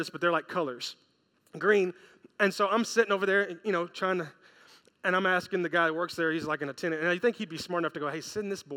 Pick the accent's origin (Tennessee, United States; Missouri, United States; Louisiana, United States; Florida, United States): Tennessee, United States; Memphis; I'm from Memphis, Tennessee